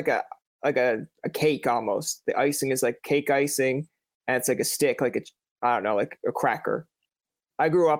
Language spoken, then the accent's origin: English; Newfoundland and Labrador, Canada; I'm from Newfoundland. So it's the Irish kind of comes out every now and again